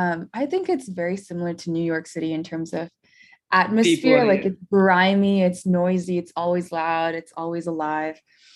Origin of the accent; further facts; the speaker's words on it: India; born there; also born or lived in Tennessee, United States / Dallas, United States; So I was born in India. As to where I grew up, that's rough because I grew up both in the US and in India in different phases.